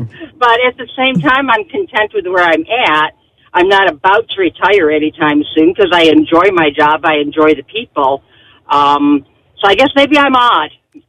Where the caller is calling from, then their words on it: Henrietta, New York, United States; I'm in Henrietta right now on my way to downtown to work.